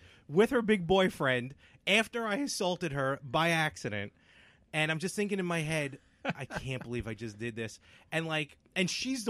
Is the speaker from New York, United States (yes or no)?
yes; New York City, New York, United States; I was born and raised in Brooklyn.